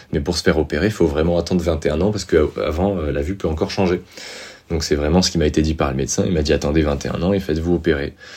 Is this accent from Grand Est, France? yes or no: no; Montpellier, Occitania, France; also born or lived in Amiens, Somme, Picardy / Cahors; Je suis arrivé, donc j'ai grandi sur Montpellier